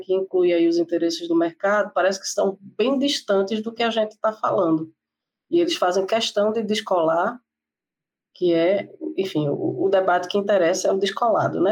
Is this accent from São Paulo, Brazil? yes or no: no; Recife, Pernambuco, Brazil; eu sou de Recife